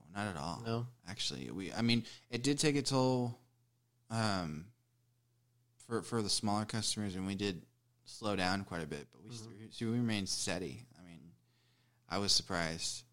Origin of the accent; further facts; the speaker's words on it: Denton, Texas, United States; moved away as an adult; now in Fort Worth, United States; I was born in Denton. I've lived in Fort Worth for about ten years.